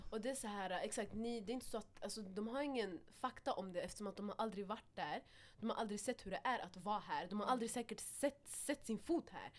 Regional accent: Stockholm, Stockholm County, Sweden; Vi alla har växt upp här. Mm. Vi är härifrån, mm. all of us. Vi har, vi har tränat i Husbyhallen, alltså från när vi var små

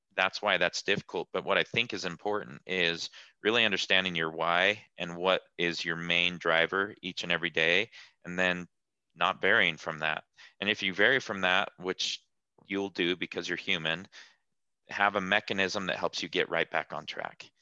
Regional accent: Salt Lake City, Utah, United States; I'm from Salt Lake City, Utah.

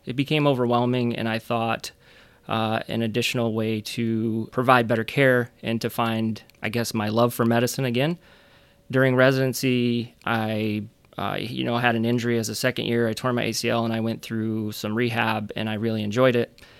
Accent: Flint, Michigan, United States; moved away as an adult; also born or lived in Chicago / Grand Rapids area (Grand Valley State); I grew up in Michigan. I grew up on the east side of the state in Flint

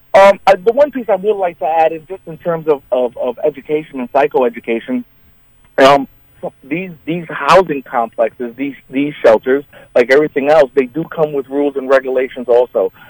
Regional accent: New York City, New York, United States; now in Chautauqua County, United States; I'm originally from New York City

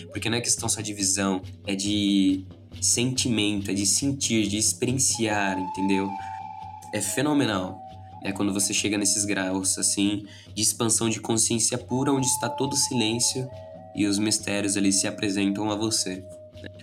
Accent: Brazil; nós brasileiros

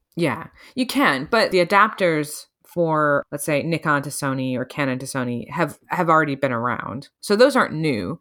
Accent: United States; even as an American

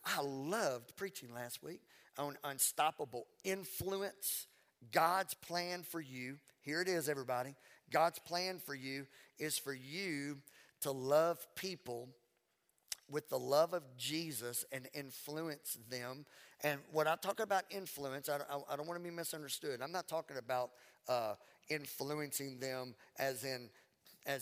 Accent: Louisiana, United States; accent: Southern; also born or lived in Mississippi; now in Texas, United States; I was born in Mississippi. I was raised in Louisiana

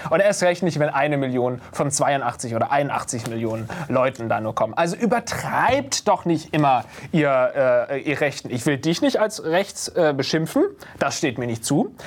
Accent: Baden-Württemberg, Germany; now in Berlin, Germany; Ich komme nicht aus dem Schwabenland, ich komme aus Baden.

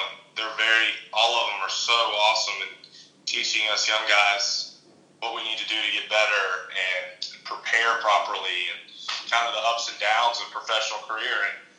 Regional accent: Chattanooga, Tennessee, United States; moved away as an adult; also born or lived in Georgia; now in Sea Island, United States; started high school, played at Baylor School in Chattanooga where I grew up

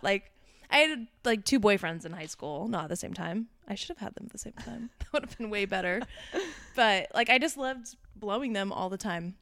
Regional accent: Orange County, California, United States; moved away as an adult; also born or lived in Omaha, Nebraska; now in New York City, United States; I'm from Orange County

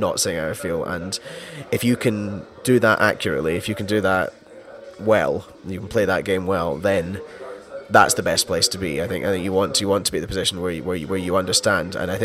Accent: Scotland, United Kingdom; I'm Scottish

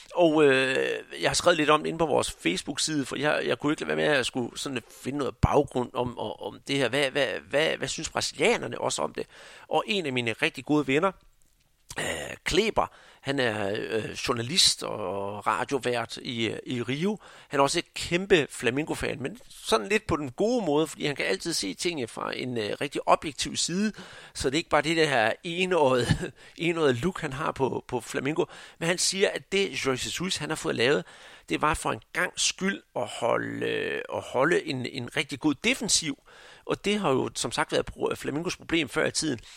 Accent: Denmark

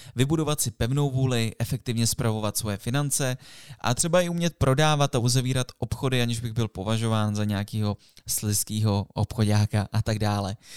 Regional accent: Jablonec nad Nisou, Liberec Region, Czechia; moved away; My jsme z Jablonce, ze Severu, nebo byli jsme

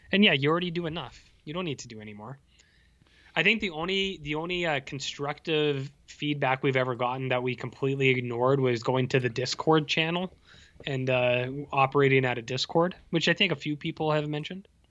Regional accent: Canada; I'm from Canada

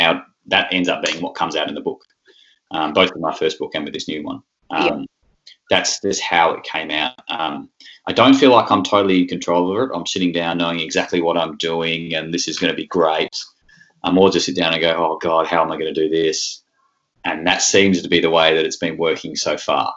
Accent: Tasmania, Australia; I come from Tasmania

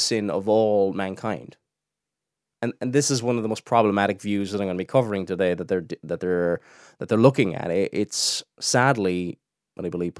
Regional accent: Cork, Munster, Ireland; I don't know if I've got a Cork accent. I'm originally from Cork, and I don't have a typical Cork accent. I have a very, very strange accent.

